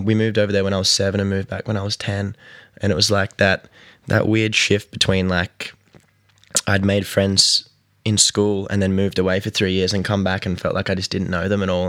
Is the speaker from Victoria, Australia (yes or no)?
no; Newcastle, New South Wales, Australia; I am from Newcastle on the East Coast of New South Wales.